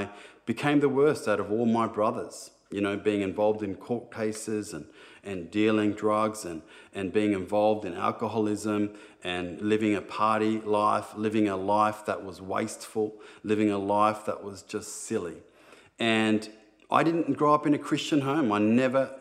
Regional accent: Sydney, New South Wales, Australia; growing up in Sydney, it was pretty tough at times

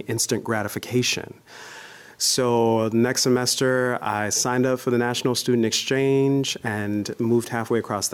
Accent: Gary, Indiana, United States; moved away as an adult; also born or lived in Iowa; I am from Gary, Indiana, Steel Town, USA, smack dab in the middle of the Midwest and home of the …. and, you know, I grew up there singing and performing

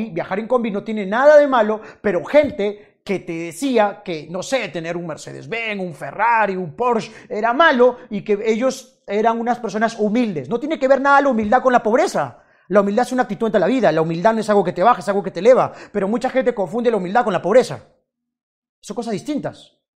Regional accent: Peru; Si tú eres, no sé, de, no sé, de Estados Unidos y, por ejemplo, yo soy de Perú, yo digo, ¿sabes qué? Eh, nosotros los peruanos somos mejores que los americanos en términos de fútbol.

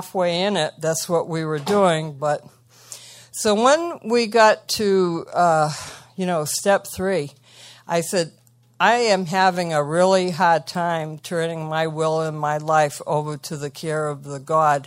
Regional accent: Massachusetts, United States; also born or lived in Marshfield, Massachusetts; I'm from Massachusetts, Marshfield right now

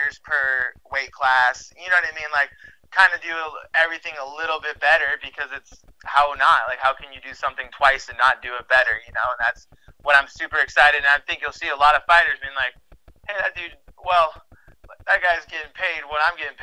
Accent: United States; I'm born here, and I'm an American citizen

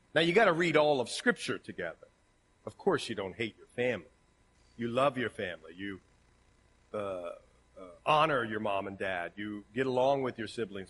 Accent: Ohio, United States; accent: Ohio; My Ohio accent

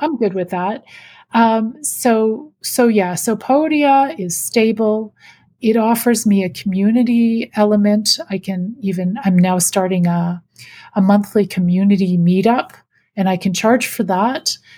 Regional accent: Canada; I'm Canadian.

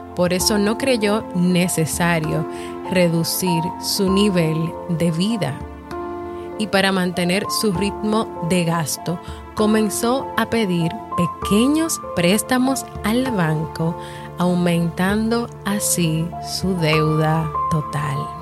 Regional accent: Dominican Republic; mi país, República Dominicana

